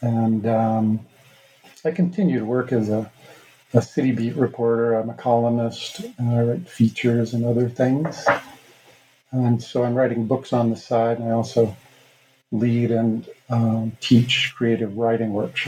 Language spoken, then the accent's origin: English; New York City, New York, United States; also born or lived in New Mexico / Boulder, Colorado; now in Hailey, United States; I was born in Brooklyn, New York, where Mohawks have been for generations now, steel workers primarily. And but I've been living out west for 35 years